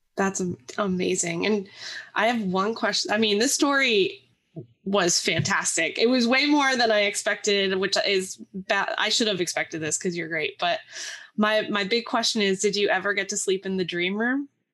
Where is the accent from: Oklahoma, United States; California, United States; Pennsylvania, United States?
Pennsylvania, United States; the Poconos; I'm from the Poconos, which is very, like, woodsy.